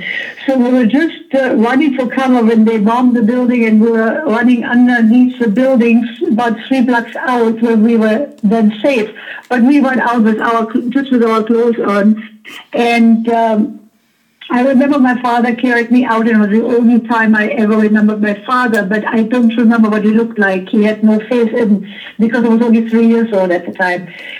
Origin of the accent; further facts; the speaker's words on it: Berlin, Germany; moved away; I was born 1941 in Berlin.